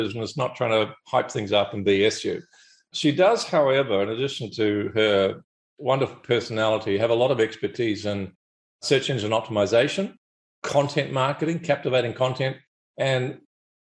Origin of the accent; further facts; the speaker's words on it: New Zealand; now in Sunshine Coast, Australia; I'm from New Zealand